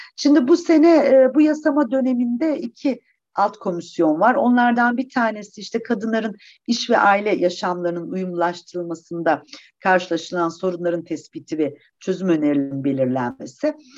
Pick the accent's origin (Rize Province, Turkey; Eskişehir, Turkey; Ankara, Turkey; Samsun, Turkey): Eskişehir, Turkey; also born or lived in Wisconsin, United States; 1962 Eskişehir doğumluyum.